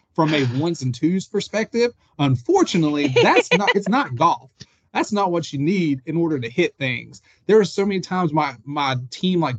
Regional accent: New Orleans, Louisiana, United States; I'm from New Orleans

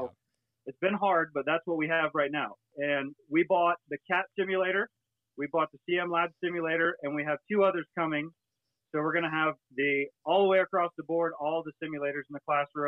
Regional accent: Florida, United States; and I come from Florida, like I said, I owned a small company.

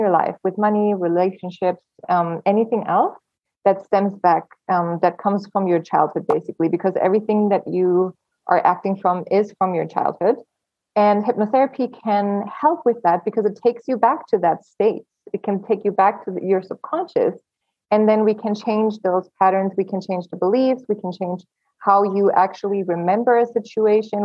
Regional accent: Germany; moved away as an adult; also born or lived in Los Angeles, United States; I was born and raised in Germany. And at 19, I just wanted to leave the country

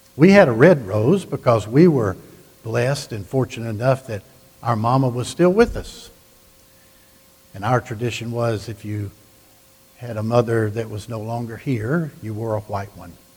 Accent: the South, United States; I grew up in the South

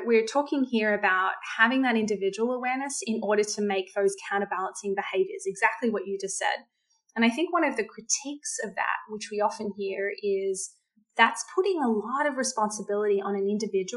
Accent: Australia; I'm Australian

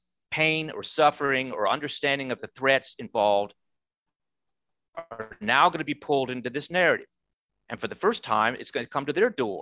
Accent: United States; I'm an American

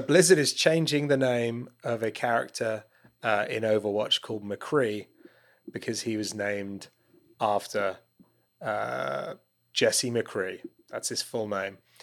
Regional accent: United Kingdom; I'm a Brit

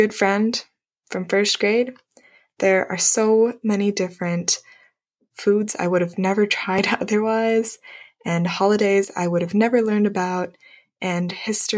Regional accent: United States; growing up in the United States is a completely unique experience for me

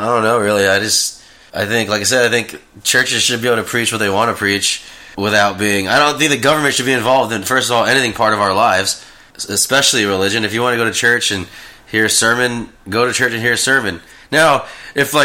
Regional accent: Texas, United States; moved away; we're both from Texas.

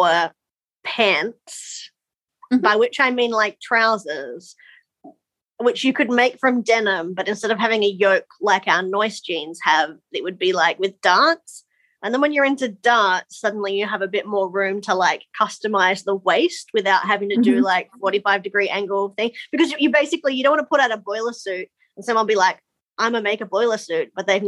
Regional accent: Australia; now in New Zealand; I'm actually Australian.

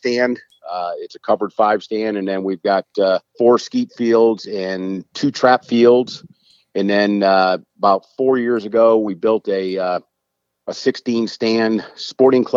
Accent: Corpus Christi, Texas, United States; I'm from Corpus Christi, Texas

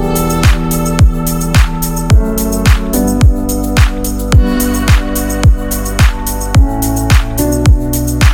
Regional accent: Colorado, United States; also born or lived in Kentucky; now in Texas, United States; I grew up in Colorado

